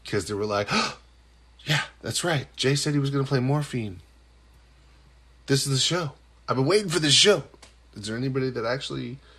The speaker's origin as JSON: {"language": "English", "region": "Nova Scotia", "country": "Canada", "said": "I'm in the Atlantic time zone. It's very small. We're a very small, meek people. You could easily take us over. I mean, come on. Trump, what are you doing? You could totally take over Nova Scotia."}